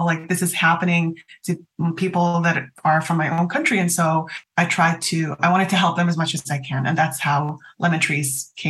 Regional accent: Switzerland; English is a second language; also born or lived in Canada / United Arab Emirates; I do have Syrian roots, but I was born in Canada. That's where my parents met. They got married and they had me. And then we moved to Switzerland, and our time was split between Switzerland and the UAE

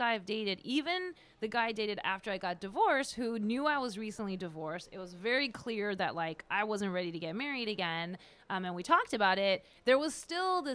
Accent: France; my parents are originally from India, but I wasn't born there. I was born in France.

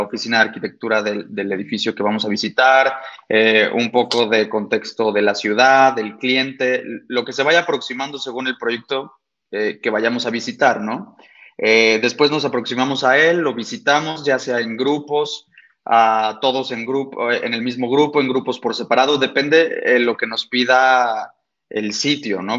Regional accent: Guadalajara, Jalisco, Mexico; yo soy arquitecto mm, nacido y estudiado aquí en Guadalajara

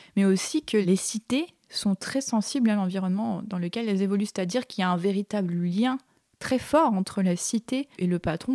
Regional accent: French Polynesia; moved away as an adult; je viens de Tahiti, ah. Et euh, j'ai grandi là-bas jusqu'à mes 18 ans

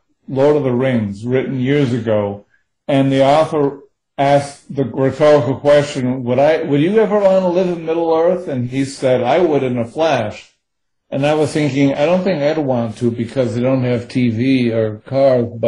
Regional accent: United States; I'm speaking as an American

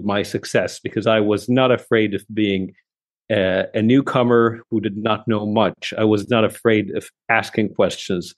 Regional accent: Lebanon; moved away as an adult; also born or lived in Saudi Arabia; now in Riyadh, Saudi Arabia; I'm actually from Lebanon, but I've spent most of my professional career in Saudi Arabia

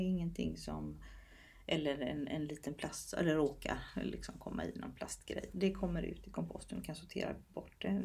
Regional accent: Småland, Sweden; Jag har en bakgrund där jag är uppvuxen på gård i Småland

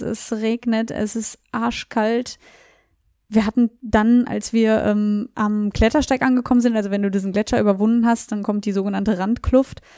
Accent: Beverungen, North Rhine-Westphalia, Germany; now in Kassel, Germany; ich komme ja nicht ursprünglich aus Kassel, sondern aus Beverung, also ein bisschen weiter weg

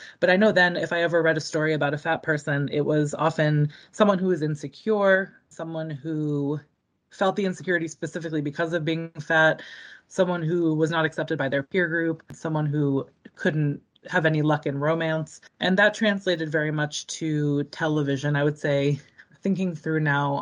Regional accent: Boston, Massachusetts, United States; also born or lived in Baltimore, Maryland; I'm from the Boston area. Grew up here, was born in the area.

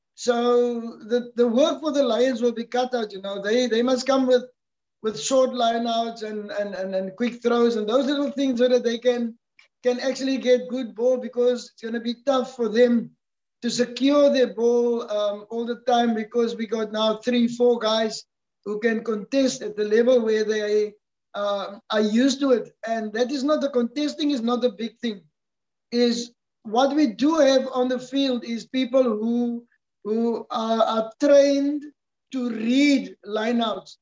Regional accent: South Africa; as a South African

